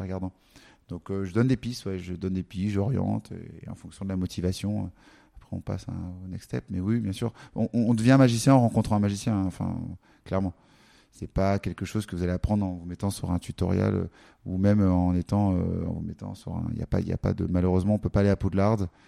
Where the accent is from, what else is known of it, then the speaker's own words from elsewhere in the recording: Paris, Île-de-France, France; J'allais dans un, un, café à Paris qu'on connaît bien quand on est parisien